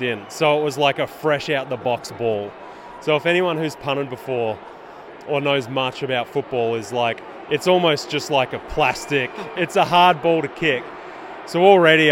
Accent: Australia; now in United States

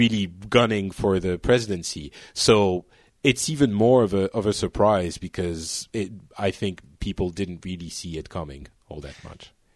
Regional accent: Lebanon; now in France; I was born in Lebanon and my parents are from, well, basically all over, uh, the world

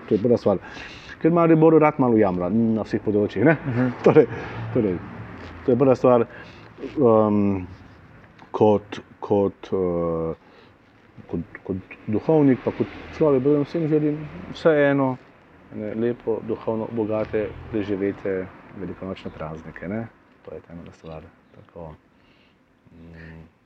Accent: Slovenia; now in Maribor, Slovenia; smo že tako nezreli slovenci

